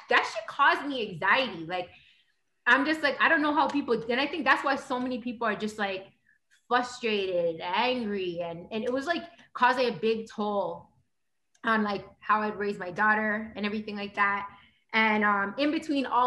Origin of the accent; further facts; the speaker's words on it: Toronto, Ontario, Canada; I'm from Toronto. You know, grew up in a bad neighborhood